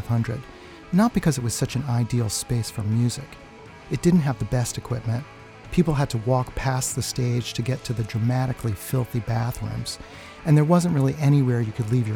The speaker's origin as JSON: {"language": "English", "region": "New York", "country": "United States", "tie": "born or raised there", "said": "growing up in New York in the 1970s"}